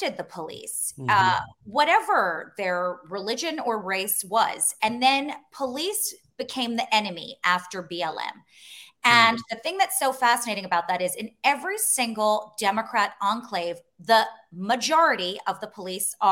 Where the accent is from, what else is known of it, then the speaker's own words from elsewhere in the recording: United States; I'm American